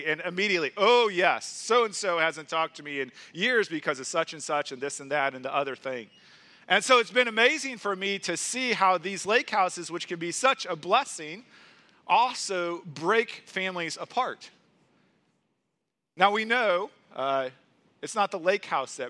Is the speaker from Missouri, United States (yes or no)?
yes; St. Louis, Missouri, United States; moved away as an adult; now in Green Bay, United States; my hometown of St. Louis